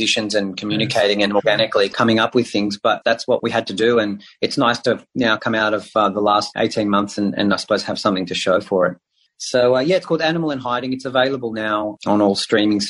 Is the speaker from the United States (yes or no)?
no; Israel; moved away; I speak Hebrew. I grew up in Israel.